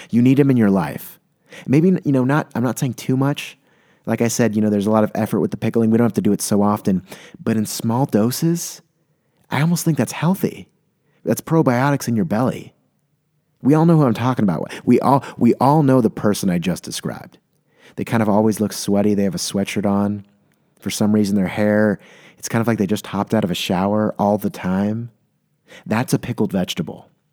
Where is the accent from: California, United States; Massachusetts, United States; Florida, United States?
California, United States; San Diego; born or raised there; moved away as an adult